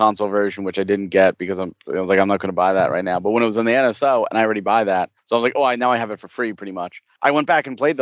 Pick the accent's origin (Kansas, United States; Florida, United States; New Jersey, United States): New Jersey, United States; Fair Lawn; I'm in Jersey